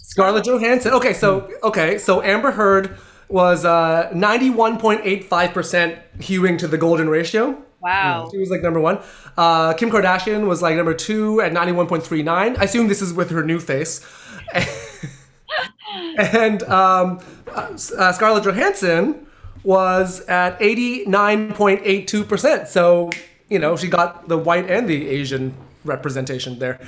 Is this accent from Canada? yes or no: yes; Canada; I grew up in, in North America. I grew up in Canada.